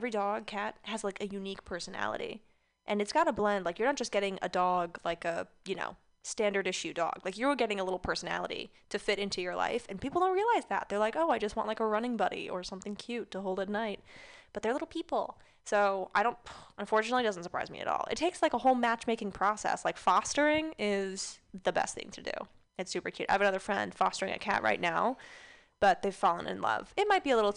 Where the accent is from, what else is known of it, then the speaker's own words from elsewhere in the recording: Orange County, California, United States; moved away as an adult; also born or lived in New York / Brooklyn; now in Bay Area, United States; I grew up in Orange County